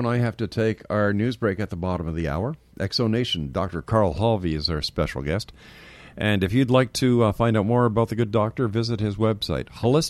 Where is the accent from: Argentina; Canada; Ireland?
Canada; Montreal, Quebec; now in Ontario, Canada; when I was a young man growing up in Montreal, we lived on the South Shore in the country.